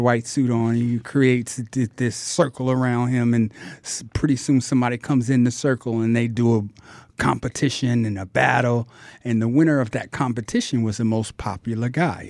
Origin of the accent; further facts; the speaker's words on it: New York City, New York, United States; I was born and raised in Harlem